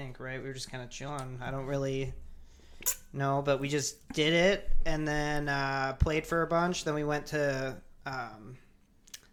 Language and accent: English; Gregory, Michigan, United States; moved away as an adult; also born or lived in Grand Rapids, Michigan / Ann Arbor, Michigan; now in Milwaukee, United States; I grew up in this town called Gregory, which is in between Lansing and Detroit.